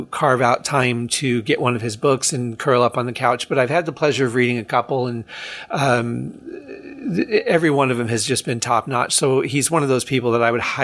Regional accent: Detroit, Michigan, United States; Detroit, where I'm from

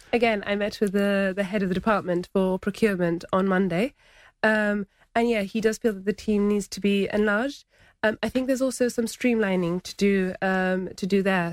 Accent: Gibraltar; also born or lived in Laguna (Gibraltar); as soon as Montague Gardens was built, my parents moved into Montague Gardens

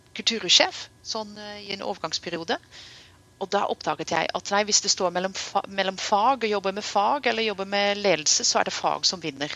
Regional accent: Netherlands; now in Norway; jeg vokste opp i Nederland

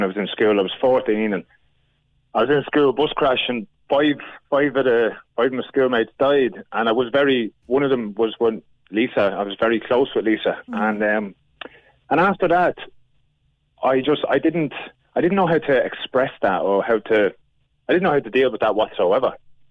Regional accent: Ireland; moved away as an adult; also born or lived in Australia; I was gone from Ireland for about 8-9 years.

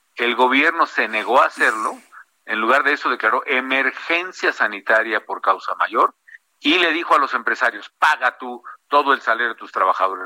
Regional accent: Morelia, Michoacán, Mexico; moved away; also born or lived in Mexico City; en Morelia, en mi tierra

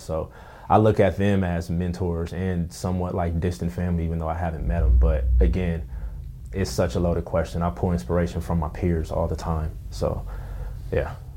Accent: Pasadena, California, United States; also born or lived in Altadena; now in West Covina, United States; I grew up in Pasadena

